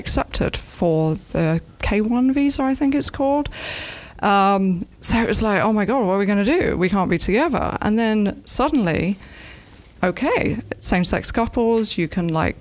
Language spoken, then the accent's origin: English; Nottingham, East Midlands, United Kingdom; moved away as an adult; also born or lived in London; now in Ocala, United States; I'm from Nottingham originally. I'm from a little village called Crotwell Bishop, which has the best Stilton cheese.